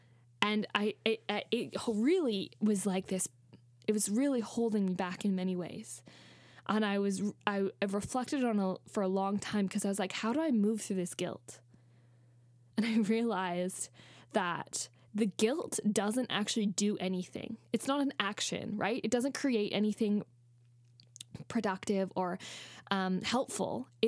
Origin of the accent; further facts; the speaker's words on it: Australia; also born or lived in Canada; I'm white. I'm a white person. I grew up in Canada and then Australia